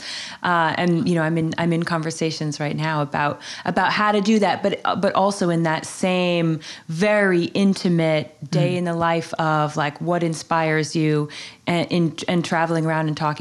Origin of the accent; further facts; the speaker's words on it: Vermont, United States; moved away as an adult; also born or lived in New York City; now in Falls Village, Connecticut, United States; growing up in Vermont and living in New York City for 20 years